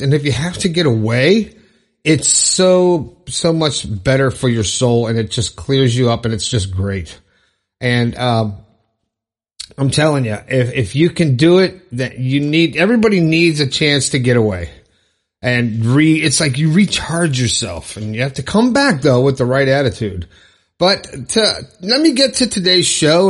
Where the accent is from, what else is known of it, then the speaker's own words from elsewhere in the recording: Broward County, Florida, United States; I'm from Florida. I'm from Broward County